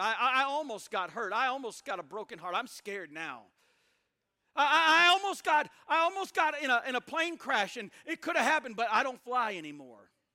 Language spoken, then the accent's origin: English; Mississippi, United States; also born or lived in Tupelo, Mississippi / Alaska; I'm from Mississippi, it's the Bible Belt.